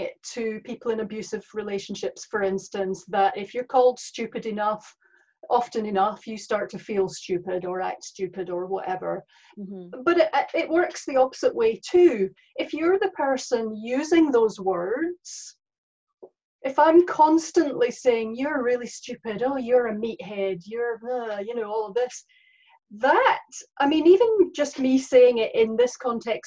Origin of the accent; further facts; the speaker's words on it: Scotland, United Kingdom; accent: Scottish; moved away as an adult; also born or lived in New Zealand; now in Cambridge, New Zealand; I'm from Scotland. I've lived in New Zealand for 15 years